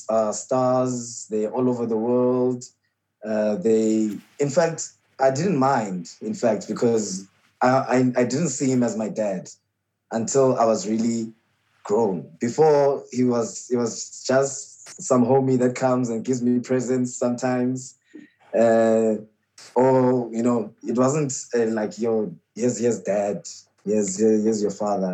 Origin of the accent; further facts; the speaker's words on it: Port Elizabeth, Eastern Cape, South Africa; now in Johannesburg, South Africa; So my grandmother took us to PE, and that's where I was raised